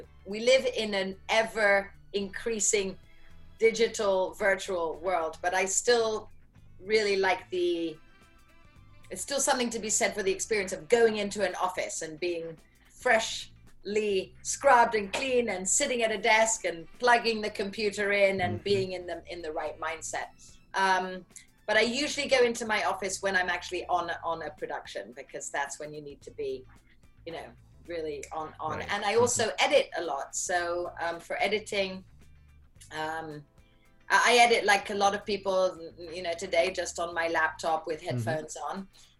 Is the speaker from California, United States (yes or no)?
yes; San Francisco, California, United States; born there; Okay, so yes, I was born in San Francisco.